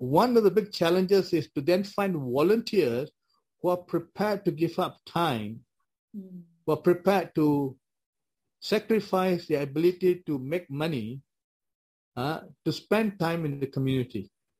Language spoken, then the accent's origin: English; Malaysia; now in Wellington, New Zealand; growing up in Malaysia, I had friends who were Chinese. I had friends who were Buddhists. I had friends who were Tamils. I had friends who were Hindus. I had friends who were Christians. I went to a Christian school.